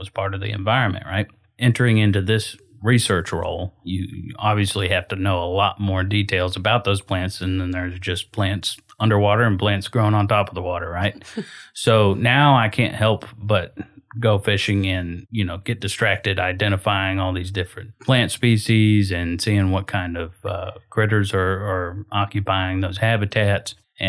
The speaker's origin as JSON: {"language": "English", "region": "Florida", "country": "United States", "tie": "born or raised there", "said": "I grew up in Citrus County, Florida, which is the best of both worlds."}